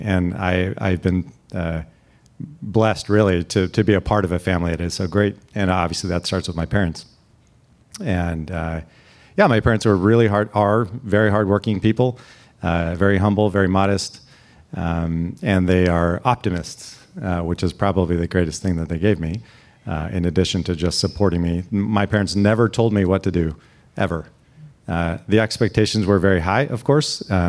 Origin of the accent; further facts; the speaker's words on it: Salinas, California, United States; Even growing up in Salinas, we spent a lot of time going to, you know, the Stanford-Berkeley football game every year.